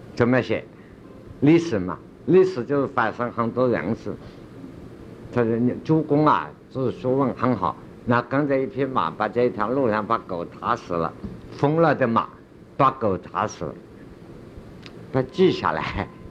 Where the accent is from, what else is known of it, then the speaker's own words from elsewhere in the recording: China; 我们中国人